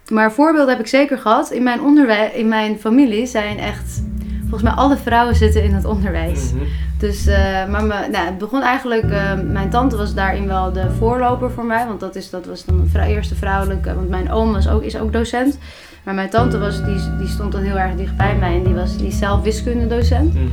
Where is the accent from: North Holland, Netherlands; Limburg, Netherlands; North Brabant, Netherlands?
North Holland, Netherlands; Haarlem; Eh, in Haarlem. Dus ik kom ook uit Haarlem.